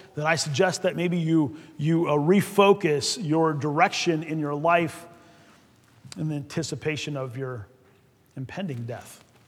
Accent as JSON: {"language": "English", "town": "Fort Wayne", "region": "Indiana", "country": "United States", "tie": "born or raised there", "moved": "yes", "said": "I grew up in Fort Wayne, so anytime we get a chance to get back to the promised land, Indiana"}